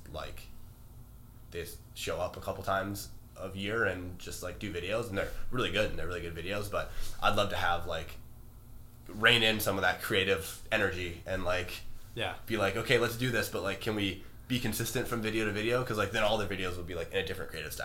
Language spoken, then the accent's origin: English; Wisconsin, United States; in Wisconsin, like where I'm from, at my school